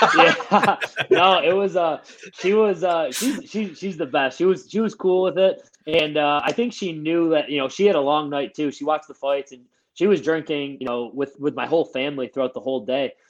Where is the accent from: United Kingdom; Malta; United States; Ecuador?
United States; Buffalo, New York; I'm from Buffalo, so we we eat blue cheese with everything.